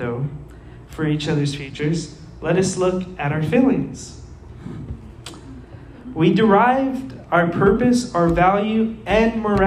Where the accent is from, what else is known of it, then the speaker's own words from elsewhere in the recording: Las Cruces, New Mexico, United States; I'm like from Las Cruces traveling the world.